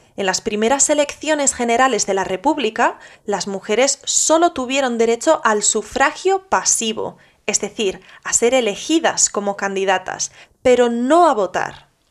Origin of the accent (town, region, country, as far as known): Spain